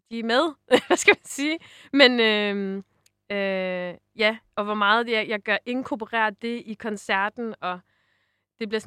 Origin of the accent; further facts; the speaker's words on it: Jutland, Denmark; Vi er jo også jyder jo.